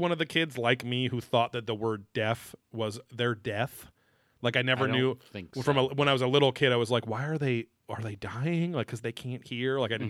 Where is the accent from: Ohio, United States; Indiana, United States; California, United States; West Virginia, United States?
Indiana, United States; Indianapolis; Southeast Indianapolis. I'm from Southeast Indianapolis.